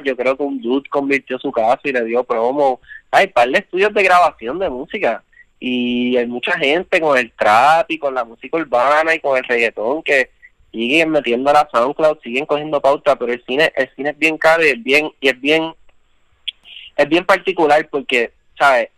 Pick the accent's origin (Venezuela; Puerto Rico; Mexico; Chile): Puerto Rico; somos puertorriqueños y estamos viviendo aquí